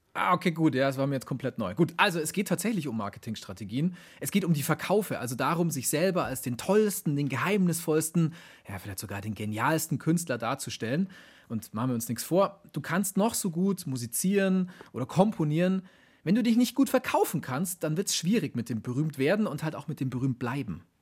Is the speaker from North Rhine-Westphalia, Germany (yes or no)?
no; Augsburg, Bavaria, Germany; die Mozart-Quelle aus meiner Heimatstadt Augsburg